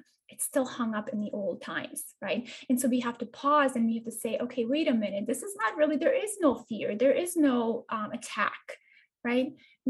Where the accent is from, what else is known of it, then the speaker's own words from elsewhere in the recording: Bosnia & Herzegovina; I am actually from Eastern Europe. I'm a girl who was, you know, born in a small town in Bosnia-Herzegovina, which is kind of nestled in between Croatia and across from Italy.